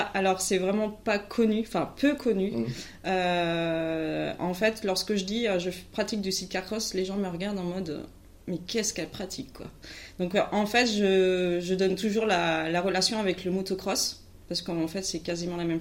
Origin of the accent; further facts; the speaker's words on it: Carquefou, Pays de la Loire, France; moi, je viens de Carquefou, Loire-Atlantique